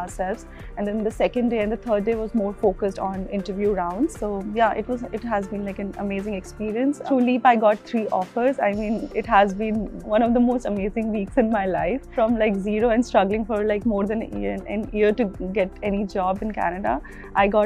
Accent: New Delhi, Delhi, India; I'm from New Delhi, India

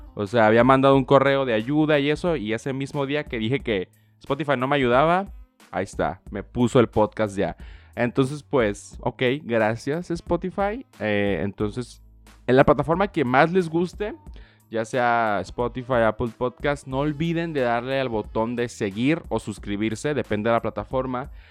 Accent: Tijuana, Baja California, Mexico; yo soy mexicano 100%, nací aquí en Tijuana pero pues toda mi vida he tenido una visa para cruzar

